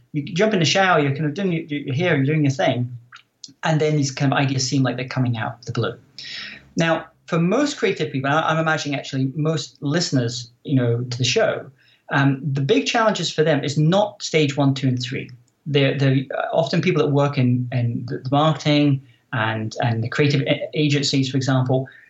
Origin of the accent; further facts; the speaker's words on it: Scotland, United Kingdom; moved away as an adult; also born or lived in Silicon Valley; I'm originally from Scotland